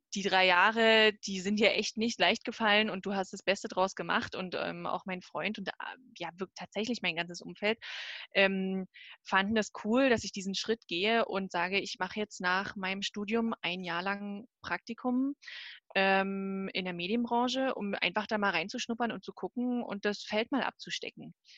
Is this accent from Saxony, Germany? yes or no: yes; Bautzen, Saxony, Germany; also born or lived in Zwickau; ich komme ursprünglich aus der Nähe von Dresden, Bautzen